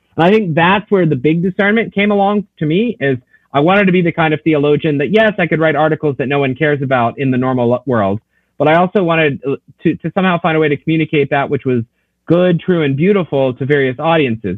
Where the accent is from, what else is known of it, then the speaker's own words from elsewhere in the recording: Knoxville, Tennessee, United States; now in Notre Dame, Indiana, United States; I grew up in East Tennessee, so I'm not a native of the Midwest